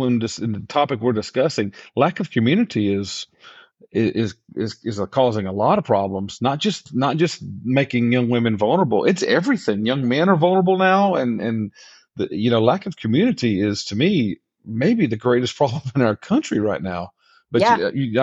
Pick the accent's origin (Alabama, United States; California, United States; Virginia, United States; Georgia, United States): Georgia, United States; I grew up in Georgia in the 80s and in the 90s.